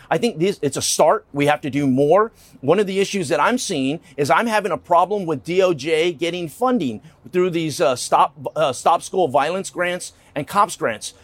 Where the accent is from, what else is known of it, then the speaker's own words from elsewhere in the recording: Texas, United States; I'm from Texas